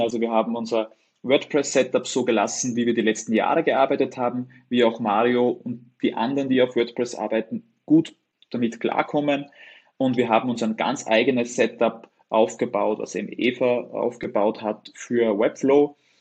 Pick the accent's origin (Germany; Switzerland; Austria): Austria; Upper Austria; ich komme aus Oberösterreich, direkt an der Grenze von Deutschland, Tschechien und Österreich